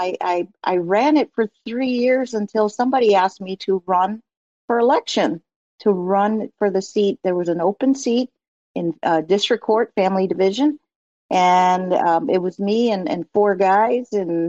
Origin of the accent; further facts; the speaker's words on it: East Coast, United States; I also watched a lot of sports growing up in the East Coast.